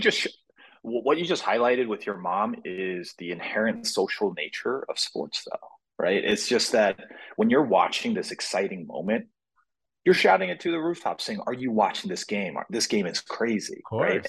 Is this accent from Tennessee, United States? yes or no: yes; Nashville, Tennessee, United States; I grew up in Nashville, Tennessee